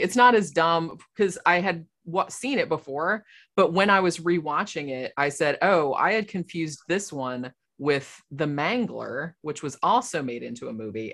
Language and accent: English; Florida, United States; I'm from here. I was born in Florida